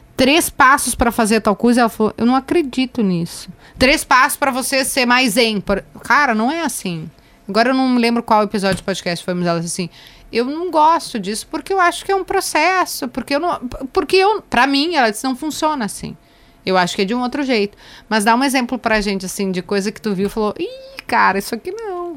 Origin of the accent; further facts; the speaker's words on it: Jardim Leopoldina, Rio Grande do Sul, Brazil; eu vim do bairro da periferia, eu vim do Jardim. No meu caso, eu vim do Jardim Leopoldina